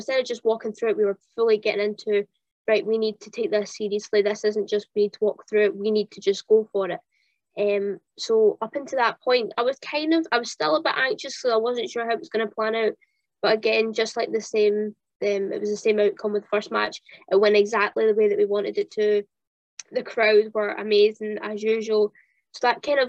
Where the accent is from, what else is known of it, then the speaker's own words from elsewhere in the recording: Kintyre, Scotland, United Kingdom; also born or lived in Central Belt, Scotland; And then I moved to the West Coast. I moved to Kintyre